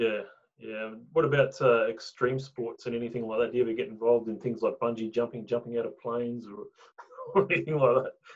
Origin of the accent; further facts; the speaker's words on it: Tasmania, Australia; now in Brisbane, Australia; I came from Tasmania